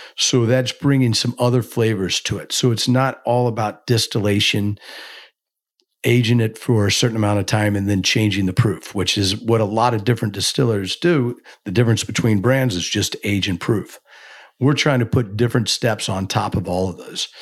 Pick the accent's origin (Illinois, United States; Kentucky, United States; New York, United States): Kentucky, United States; growing up in Kentucky, you're just, eh, you're immersed in bourbon